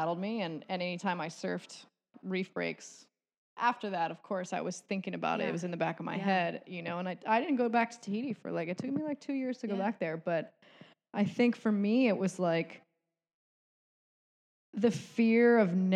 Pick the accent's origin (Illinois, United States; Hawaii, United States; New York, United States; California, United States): Hawaii, United States; Kauai; I grew up on Kauai